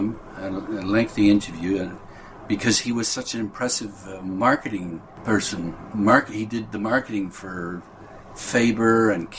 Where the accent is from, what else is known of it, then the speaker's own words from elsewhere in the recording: Wolverhampton, West Midlands, United Kingdom; The survival of a really great branch of Waterstones in my hometown of Wolverhampton, for instance, even as the city centre suffers from an epidemic of empty shop units